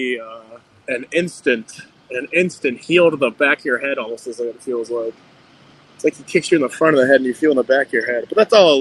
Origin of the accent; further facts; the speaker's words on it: Akron, Ohio, United States; Akron, Ohio, the Dirty 330, my hometown